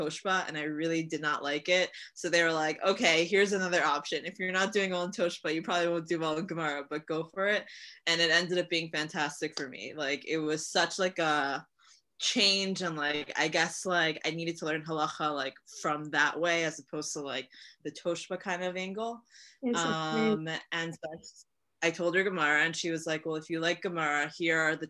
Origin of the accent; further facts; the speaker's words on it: Hollywood, Florida, United States; moved away as an adult; now in Israel; I was born and raised in Hollywood, Florida.